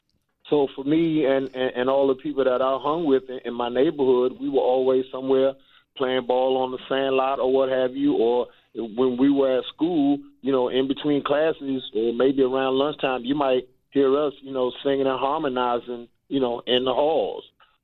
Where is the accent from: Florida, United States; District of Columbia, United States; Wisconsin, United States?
District of Columbia, United States; Washington; Washington, D.C. in Southeast, 15th and K Street Southeast, as a matter of fact. Right off of Pennsylvania Avenue. They call it Capitol Hill nowadays.